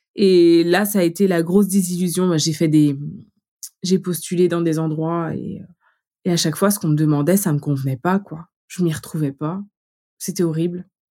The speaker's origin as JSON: {"language": "French", "town": "Vitré", "region": "Brittany", "country": "France", "also_born_or_lived": "Laval / Paris", "moved": "as an adult", "said": "je viens de, de Vitré, euh, j'ai été faire mes études à Laval et j'arrive à Paris"}